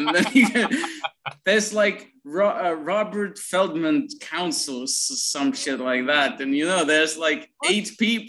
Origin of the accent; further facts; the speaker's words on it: Dnipro, Dnipropetrovsk Oblast, Ukraine; moved away as an adult; now in Kyiv, Ukraine; I'm based in Kiev, but Dnipro is my hometown